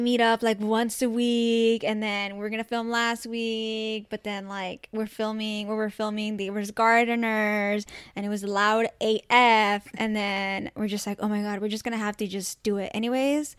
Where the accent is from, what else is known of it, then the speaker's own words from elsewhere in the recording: Orange County, California, United States; O C's dope. We grew up here